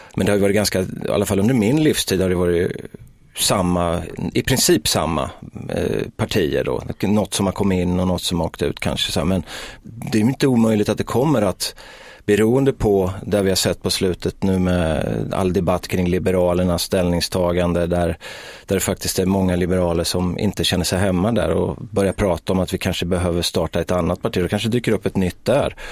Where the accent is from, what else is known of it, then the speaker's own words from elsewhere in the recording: Sweden; i Markparken där jag växte upp